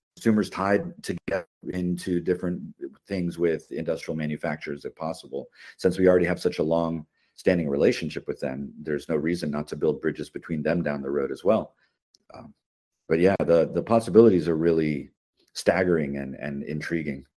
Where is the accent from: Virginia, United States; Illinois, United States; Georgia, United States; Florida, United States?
Florida, United States; Miami; opened a makerspace in my hometown of Miami